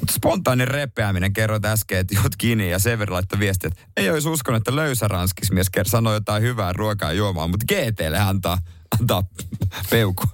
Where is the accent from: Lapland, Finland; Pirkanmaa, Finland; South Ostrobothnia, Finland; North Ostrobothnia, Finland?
South Ostrobothnia, Finland; Seinäjoki; moved away; se on mun kotipaikkakunta